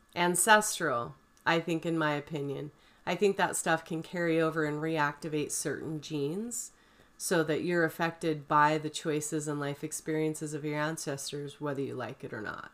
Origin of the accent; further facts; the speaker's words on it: St. George, Utah, United States; I grew up in Saint George